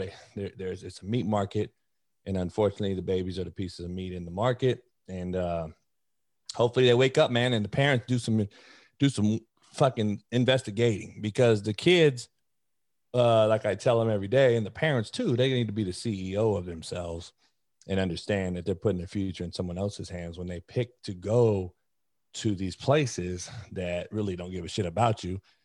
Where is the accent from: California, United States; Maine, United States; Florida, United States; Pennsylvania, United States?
California, United States; Compton; I was the only white kid growing up in Compton.